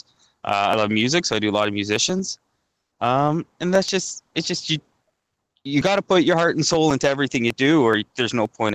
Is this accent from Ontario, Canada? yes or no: yes; Goderich, Ontario, Canada; born or raised there; now in Toronto, Canada